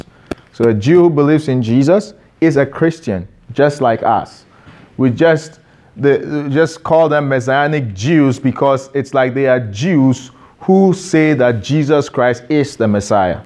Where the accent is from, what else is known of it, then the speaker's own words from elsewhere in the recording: Ghana; I am Ghanaian. You can't remove my Ghanaianness from me